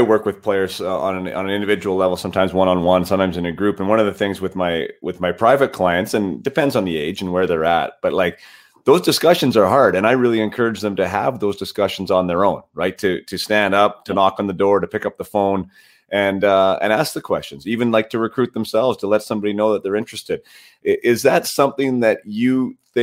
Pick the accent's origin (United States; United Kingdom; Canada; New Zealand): Canada; Vernon, British Columbia; I was obviously from Vernon